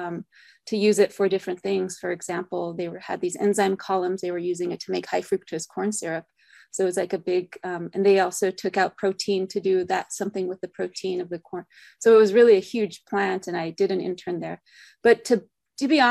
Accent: Santa Fe, New Mexico, United States; I grew up in Santa Fe, New Mexico

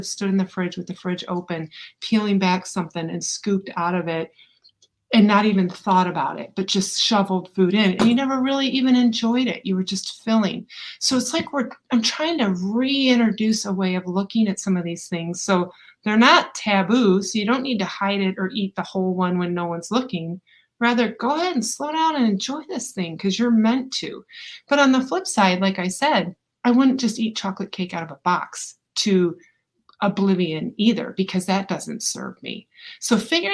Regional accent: Ann Arbor, Michigan, United States; also born or lived in Saline, Michigan; now in Atlanta, United States; I happen to have been born and raised in Ann Arbor, Michigan, Saline, Michigan.

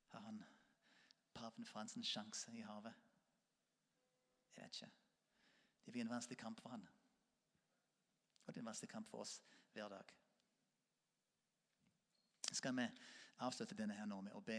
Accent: Norway; Selv om vi ikke er katolikker, selv om vi er nordmenn og lutheraner.

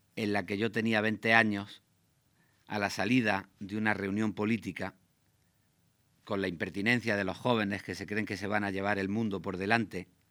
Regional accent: Granada, Andalusia, Spain; yo nací en Granada al final de los años 50. Al lado de la casa de mis padres

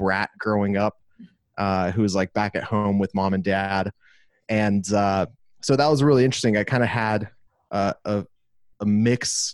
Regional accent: Los Angeles, California, United States; moved away as an adult; also born or lived in Glendale, California; now in Austin, United States; I was born and raised in Los Angeles, California

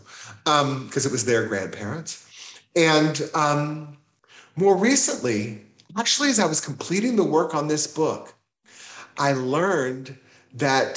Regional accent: Houston, Texas, United States; moved away; I grew up, I would say, in privilege in Houston

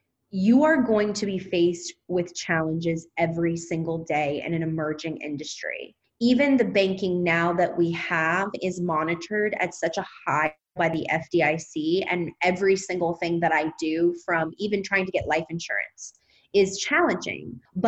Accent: Louisiana, United States; now in Los Angeles, United States; Yeah, Louisiana. I'm a Southern Belle.

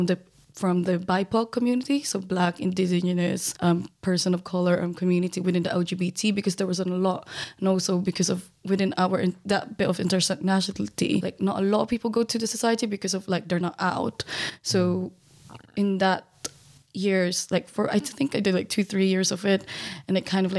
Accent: Philippines; which for myself as a Filipino, I'm a POC, like I wanted to find people like me that I could relate to.

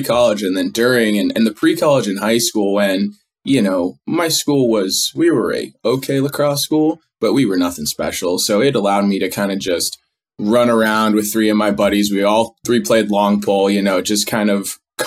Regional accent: Northeast, United States; I grew up in the Northeast where kids are handed a stick

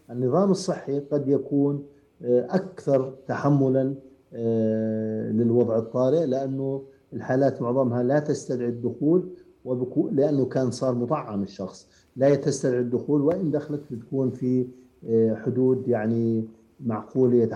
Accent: Jordan

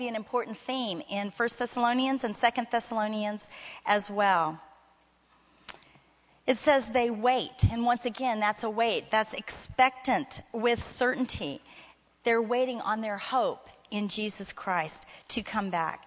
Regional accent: Miami, Florida, United States; I grew up in Miami, Florida

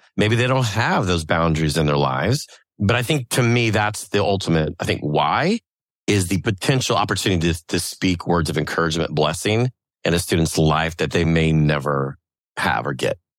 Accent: New Orleans, Louisiana, United States; growing up in New Orleans

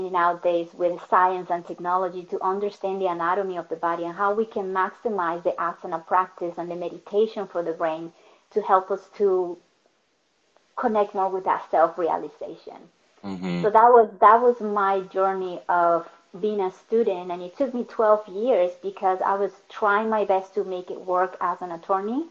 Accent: Caracas, Capital District, Venezuela; English is a second language; moved away as an adult; now in United States; I was born in Caracas, moved to the United States when I was in that transition between 22, 23 years old

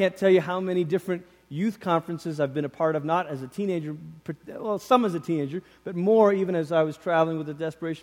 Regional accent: Malaysia; moved away; I grew up in Malaysia.

